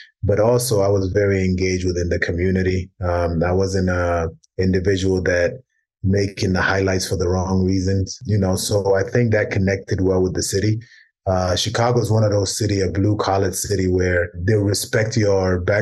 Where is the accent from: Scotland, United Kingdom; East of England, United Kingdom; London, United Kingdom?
London, United Kingdom; also born or lived in South Sudan; a group of guys that I grew up with in London